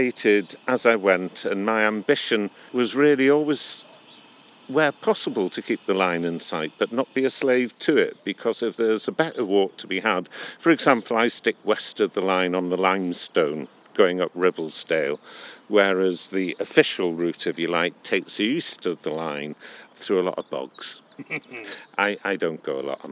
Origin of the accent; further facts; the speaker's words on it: Newcastle upon Tyne, North East England, United Kingdom; also born or lived in Leeds / Upper Wensleydale / Hawes; now in Durham, United Kingdom; I'm a Geordie by birth. I spent a few years in Leeds and a few more years in Upper Wensleydale, and now I live in Durham